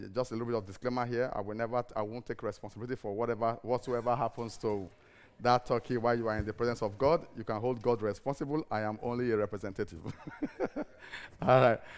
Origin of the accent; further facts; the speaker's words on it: Cyprus; moved away; I'm from Cyprus